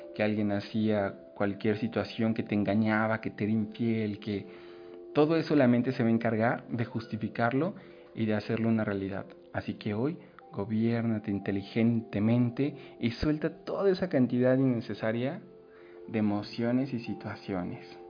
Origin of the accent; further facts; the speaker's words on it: Mexico; si nos uniéramos como mexicanos